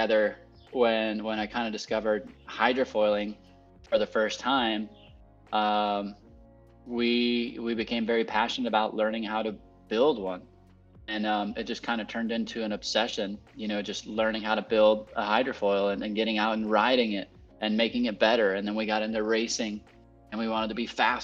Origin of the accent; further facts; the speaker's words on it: Puerto Rico; I was born and raised here in Puerto Rico, to an American family that immigrated down here a long time ago in the 70s